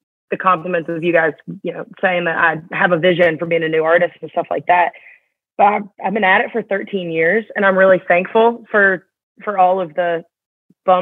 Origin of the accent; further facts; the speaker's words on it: Atlanta, Georgia, United States; moved away as an adult; growing up in Atlanta